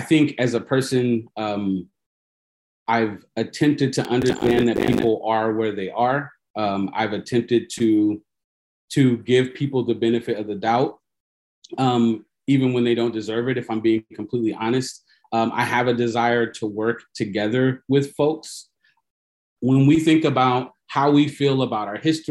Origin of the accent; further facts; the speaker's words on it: Fort Wayne, Indiana, United States; I was born in Fort Wayne, Indiana, which is a town in Northeast Indiana. I'm a Midwest kid